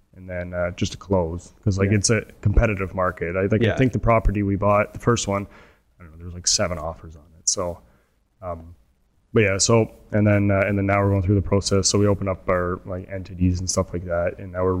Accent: Canada; as a Canadian buying in the United States

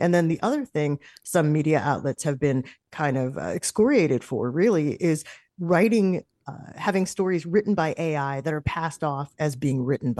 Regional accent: New York, United States; a radio station that I used to listen to a lot growing up in New York.

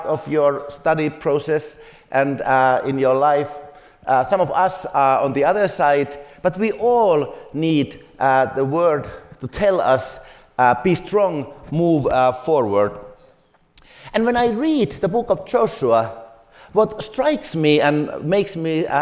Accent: Finland; I come from Finland.

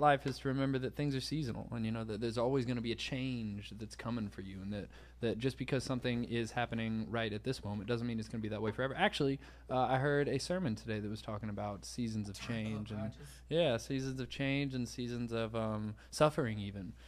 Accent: Savannah, Georgia, United States; also born or lived in Nashville, Tennessee; I was born in Nashville, but I moved to Savannah when I was four

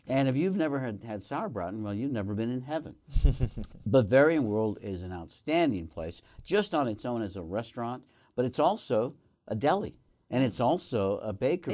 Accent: Northeast Colorado, United States; moved away; my home state, home, uh, county of Northeast Colorado

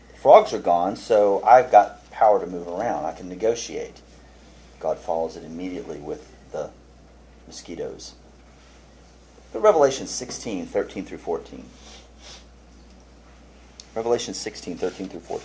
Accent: Houston, Texas, United States; I grew up in Houston

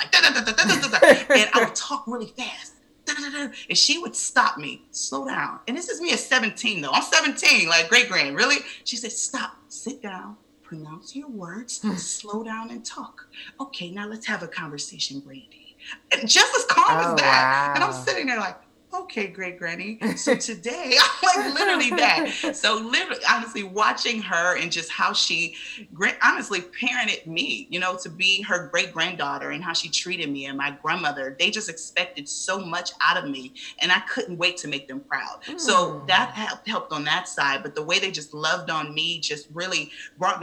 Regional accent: Cleveland, Ohio, United States; moved away as an adult; now in Atlanta, United States; born and raised in Cleveland, Ohio, and actually moved to Atlanta in 2016

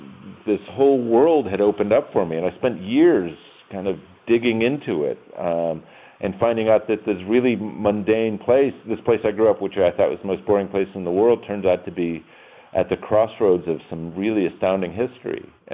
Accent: Town Line, New York, United States; And I talk about Town Line and the secession, and they would always ask, why? Why would a northern town secede? So I started one day. I started researching, and I typed in my old address.

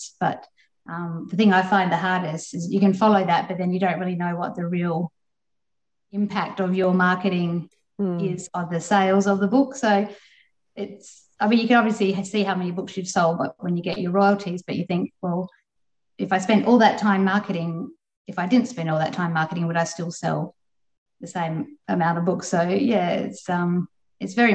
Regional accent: Perth, Western Australia, Australia; I'm from Perth, so the WA writing community is quite a strong community over here.

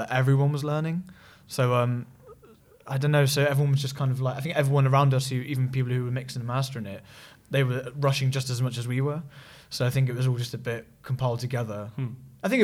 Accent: Cornwall, South West England, United Kingdom; moved away; was back at home in Cornwall

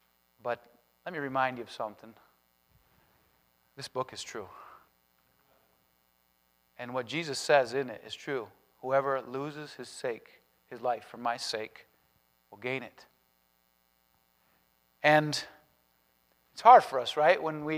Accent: Spain; born there; but I was born in Spain. Parents are missionaries there, going on 40 years.

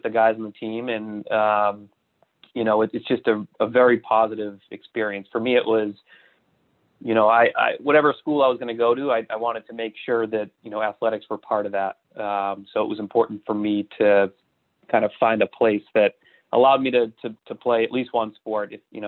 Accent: Boston, Massachusetts, United States; I grew up in Boston

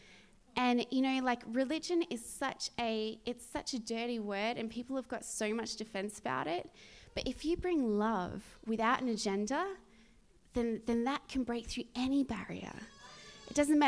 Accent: Australia; moved away; at my mum's house in my hometown

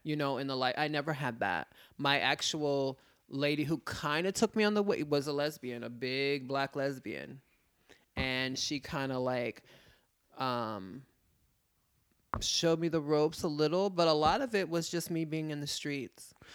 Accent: New York City, New York, United States; my father was in the military, predominantly, um, I was raised in Manhattan

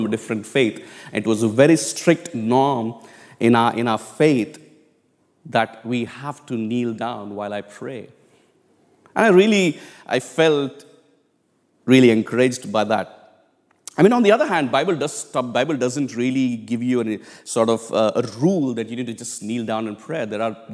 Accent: India; moved away; I come from India, it's a very, very common thing for all of us to kneel down in prayer. I mean, in our churches, back home in India, we didn't have chairs

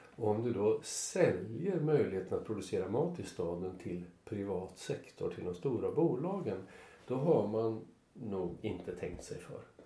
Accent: Sweden; Jag kom från Sverige

